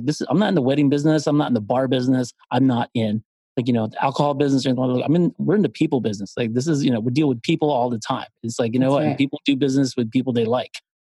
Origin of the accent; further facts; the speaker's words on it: Philippines; moved away; I'm from the Philippines